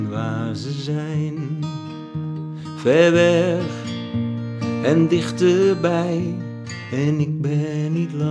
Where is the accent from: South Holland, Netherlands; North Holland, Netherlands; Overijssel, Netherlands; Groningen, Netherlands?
North Holland, Netherlands; Velsen-Noord; moved away; Ik kijk naar Velsen Noord, waar ik geboren en getogen ben.